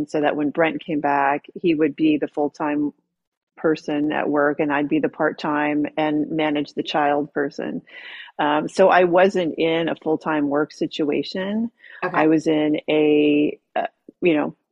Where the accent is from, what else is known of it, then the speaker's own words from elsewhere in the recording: San Diego, California, United States; moved away as an adult; I grew up here in San Diego, and then I moved away for 15, 18 years